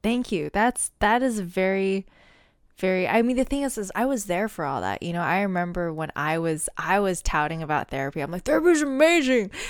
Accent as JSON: {"language": "English", "country": "United States", "lives_now": "Seattle, United States", "said": "being an American"}